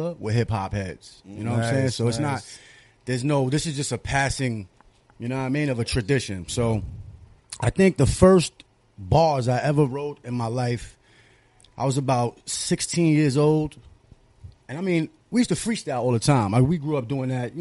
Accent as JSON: {"language": "English", "town": "New York City", "region": "New York", "country": "United States", "said": "I'm from Astoria"}